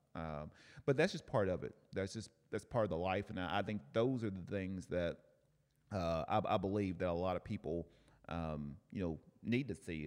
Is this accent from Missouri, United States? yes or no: no; Cleveland, Tennessee, United States; now in Oceanside, United States; Cleveland, Tennessee, my hometown